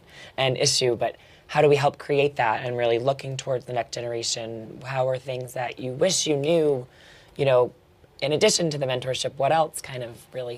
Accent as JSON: {"language": "English", "region": "New York", "country": "United States", "said": "Probably tell by my accent. Obviously, I'm not from the UK. I'm from New York"}